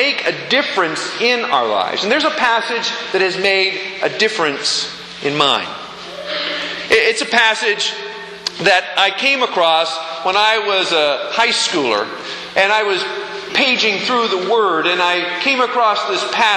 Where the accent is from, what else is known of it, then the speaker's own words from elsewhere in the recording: Pennsylvania, United States; I'm from Pennsylvania